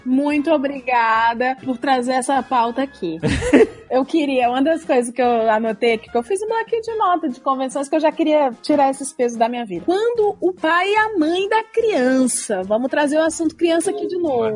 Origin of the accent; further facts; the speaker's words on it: Ceará, Brazil; now in São Paulo, Brazil; eu sou de Ceará